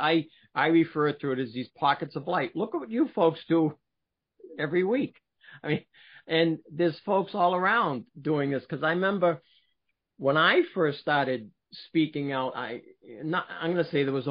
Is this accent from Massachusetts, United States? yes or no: yes; Billerica, Massachusetts, United States; born or raised there; also born or lived in Boston, Massachusetts / Cambridge, Massachusetts; now in New Hampshire, United States